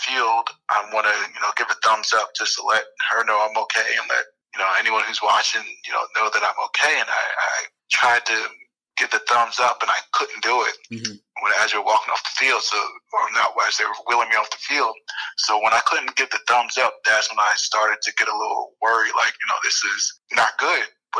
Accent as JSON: {"language": "English", "town": "Columbus", "region": "Ohio", "country": "United States", "said": "I was from Columbus, Ohio."}